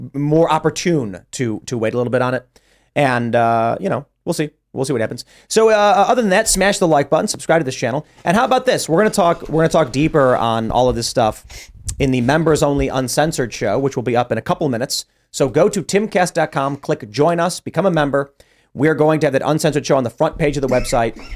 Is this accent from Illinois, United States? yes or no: yes; Chicago, Illinois, United States; I'm from Chicago